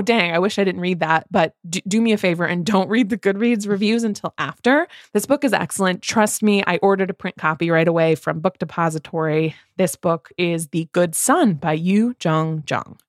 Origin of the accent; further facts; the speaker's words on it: Midwest, United States; from two Midwest mood readers